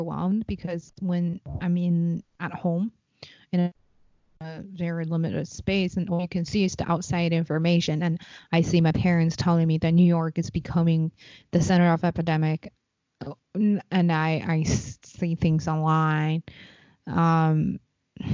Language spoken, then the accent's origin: English; Beijing, China; now in United States; I'm from Beijing